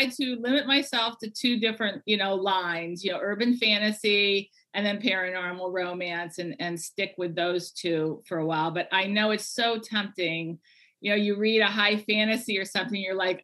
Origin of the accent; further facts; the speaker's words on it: Ohio, United States; I'm from Ohio